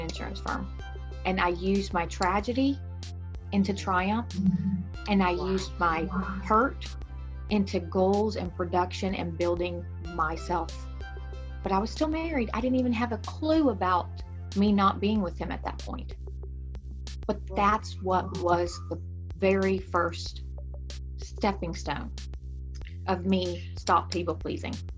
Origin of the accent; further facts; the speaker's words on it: Texas, United States; accent: Texan; my texan accent